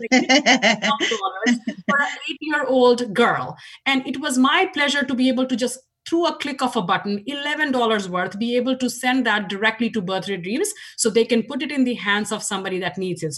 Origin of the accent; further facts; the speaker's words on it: India; moved away as an adult; now in Washington, United States; as you can tell from my accent, I grew up in India. Uh, 20 years of my life was spent in India